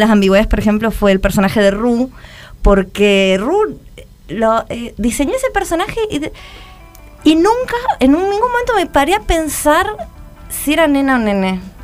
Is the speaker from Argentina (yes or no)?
yes; Buenos Aires, Argentina; cómo es vivir en un barrio de monoblocks de Lugano o crecer en un barrio de monoblocks de Lugano